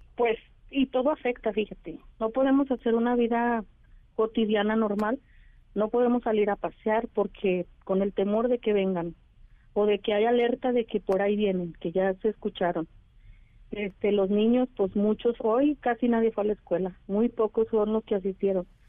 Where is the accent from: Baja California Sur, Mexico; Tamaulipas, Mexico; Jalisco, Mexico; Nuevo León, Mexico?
Jalisco, Mexico; Teocaltiche; aquí nací, aquí crecí